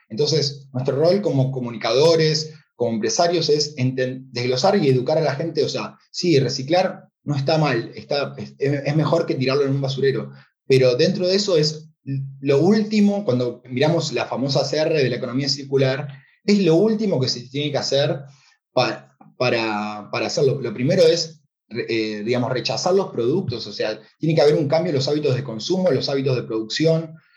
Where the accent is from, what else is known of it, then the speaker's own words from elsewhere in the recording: Argentina; moved away; el corazón argentino y latino que vaya donde vaya, eh, bueno, el acento creo que me delata